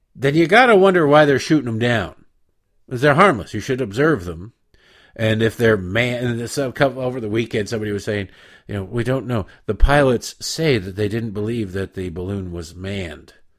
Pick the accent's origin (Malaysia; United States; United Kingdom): United States; Detroit, Michigan; moved away; also born or lived in Baltimore; I grew up in Detroit and lived thirteen years in Baltimore